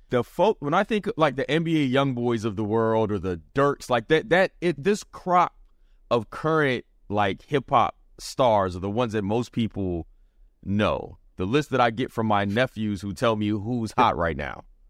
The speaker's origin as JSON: {"language": "English", "region": "the South", "country": "United States", "tie": "born or raised there", "said": "I grew up, I'm a Southerner, so a lot of West Coast music is what we got."}